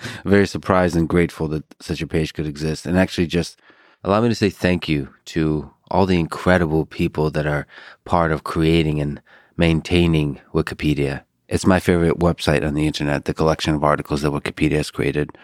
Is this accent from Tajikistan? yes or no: yes; Buston, Tajikistan; also born or lived in Austin, United States / Boston, United States; now in United States; I was born in Tajikistan